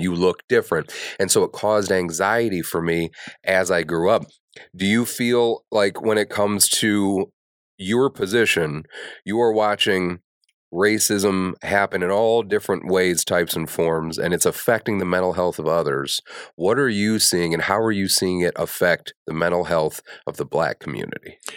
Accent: Kankakee, Illinois, United States; I grew up in Kankakee.

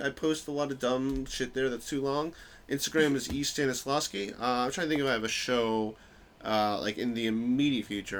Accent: New York, United States; moved away as an adult; also born or lived in Bloomington, Indiana / Chicago; I grew up in New York

